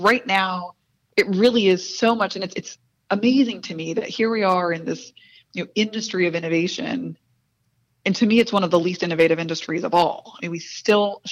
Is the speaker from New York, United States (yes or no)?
no; Spring, Texas, United States; I grew up in Spring, Texas, the daughter of a Bolivian immigrant